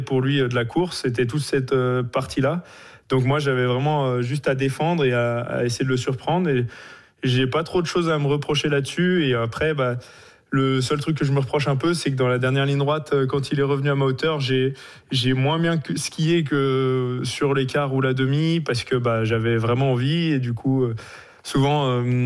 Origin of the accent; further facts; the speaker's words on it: Le Grand-Bornand, Auvergne-Rhône-Alpes, France; also born or lived in Norway; je suis du Grand Bornand